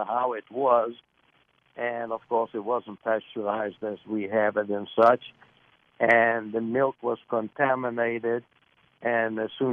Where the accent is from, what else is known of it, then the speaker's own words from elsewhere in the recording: Lithuania; now in Virginia, United States; I was born in Lithuania in 1935.